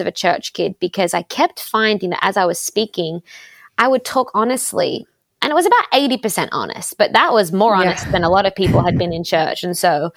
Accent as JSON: {"language": "English", "town": "Sydney", "region": "New South Wales", "country": "Australia", "tie": "born or raised there", "also_born_or_lived": "Los Angeles, United States", "moved": "as an adult", "said": "I grew up in Australia in a place called the Shire, nothing to do with the Lord of the Rings"}